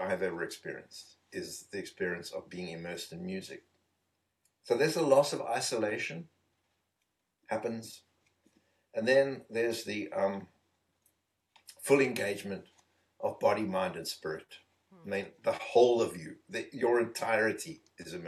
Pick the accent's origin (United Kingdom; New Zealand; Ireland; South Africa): South Africa; Eastern Cape; moved away; being in South Africa, growing up in the Eastern Province where there are a lot of Bantu people